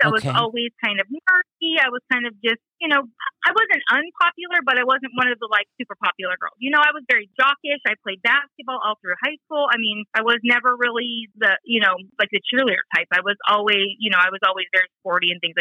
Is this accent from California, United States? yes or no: yes; Riverside, California, United States; I am from Riverside, California, and I was born and raised California girl